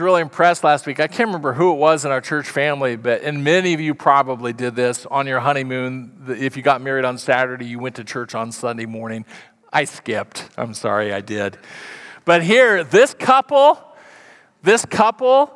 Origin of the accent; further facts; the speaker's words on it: Council Bluffs, Iowa, United States; moved away; I grew up in Council Bluffs, Iowa. Not a nice place, but it was home.